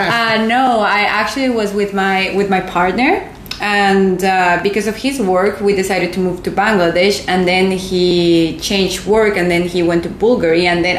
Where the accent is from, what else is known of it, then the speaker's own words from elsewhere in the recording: Guatemala; English is a second language; Oh, yeah, it was beautiful. I'm really one of the luckiest person in the world because I feel like I have it all.